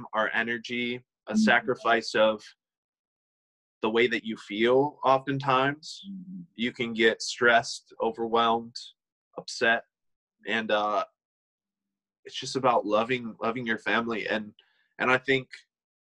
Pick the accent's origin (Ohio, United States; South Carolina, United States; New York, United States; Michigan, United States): Michigan, United States; moved away as an adult; also born or lived in Kansas City / Dallas, Texas; I ended up coming back to my home state of Michigan, and I currently am living in a city called Montrose, Michigan